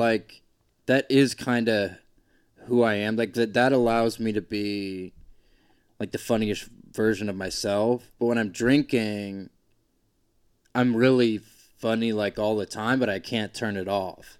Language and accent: English; Georgia, United States; moved away as an adult; also born or lived in Boise, Idaho; I grew up in Georgia